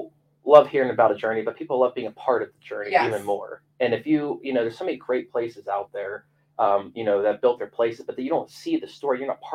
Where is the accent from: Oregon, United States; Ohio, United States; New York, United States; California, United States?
Ohio, United States; East Liverpool; I grew up down in Liverpool my whole life, and everyone had a boat.